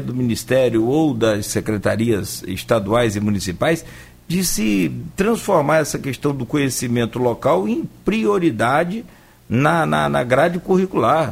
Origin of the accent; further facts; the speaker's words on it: Italva, Rio de Janeiro, Brazil; a história da minha cidade onde eu nasci, eu que é Italva